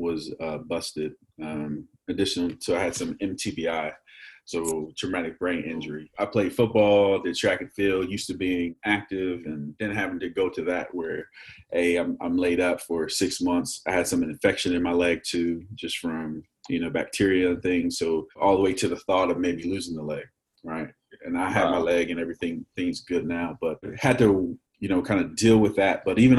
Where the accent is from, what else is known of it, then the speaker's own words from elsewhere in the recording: Frederick, Maryland, United States; also born or lived in North Carolina / Texas / Virginia; so I grew up late elementary school, middle school, and high school in Frederick, Maryland.